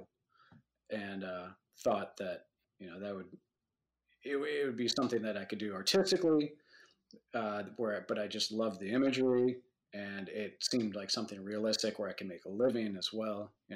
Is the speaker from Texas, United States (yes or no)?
no; Madison, Wisconsin, United States; I grew up in Madison, Wisconsin